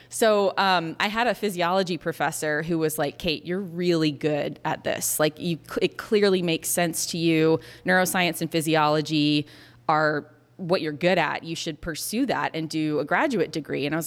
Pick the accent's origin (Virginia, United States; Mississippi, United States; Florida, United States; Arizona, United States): Florida, United States; I grew up actually not that far from here. I grew up in Florida.